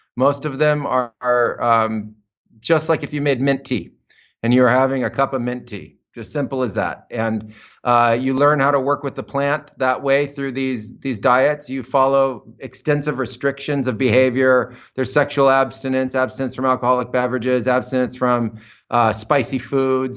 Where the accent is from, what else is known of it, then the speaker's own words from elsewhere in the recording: United States; moved away as an adult; also born or lived in Amazon; I was growing up in American suburbia